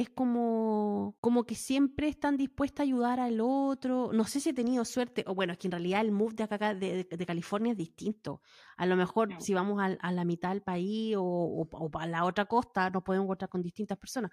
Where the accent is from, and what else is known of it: Chile; now in United States